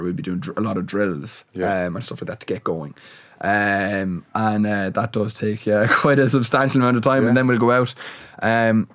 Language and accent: English; Waterford, Munster, Ireland; moved away as an adult; now in Limerick, Ireland; I'm actually from Waterford, which is about 2 hours away. But I'm based in Limerick now